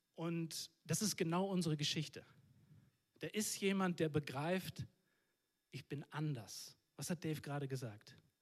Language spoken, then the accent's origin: German; Northern Germany, Germany; Ich komme aus dem Norden von Deutschland